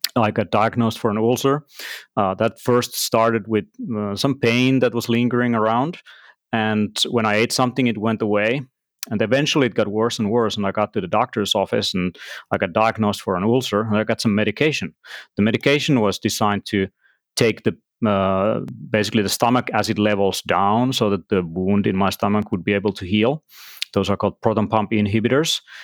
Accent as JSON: {"language": "English", "country": "Finland", "also_born_or_lived": "Tallinn, Estonia", "said": "I'm from Finland, and I live in Helsinki, and between Tallinn uh, Estonia, actually, nowadays, uh, in both places."}